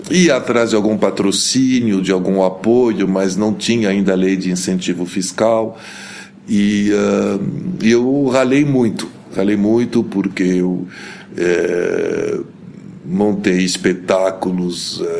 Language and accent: Portuguese; Lebanon; born there; eu nasci no Líbano, sou de mãe brasileira, de pai libanês. Meu pai era diplomata, era ministro das Relações Exteriores